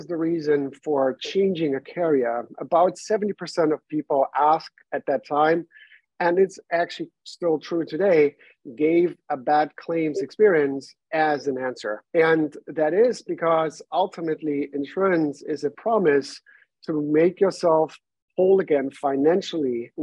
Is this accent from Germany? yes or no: yes; Germany; English is a second language; moved away as an adult; now in New York, United States; I was born and raised in Germany, came over to the US in 2017, moved to New York at that time